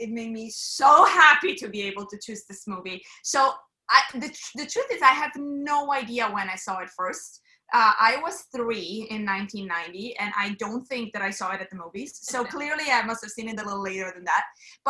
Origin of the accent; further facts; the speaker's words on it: Switzerland; English is a second language; moved away; So I'm from Switzerland.